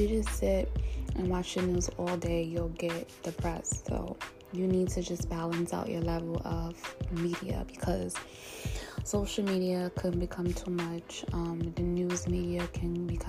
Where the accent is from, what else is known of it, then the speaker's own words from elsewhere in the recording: New York, United States; now in New Jersey, United States; I'm from New York, New Jersey, because I'm staying in New Jersey currently with my mom